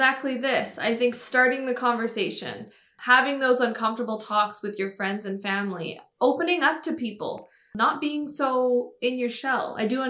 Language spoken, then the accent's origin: English; Pakistan; I also had a single mom. I'm also Pakistani.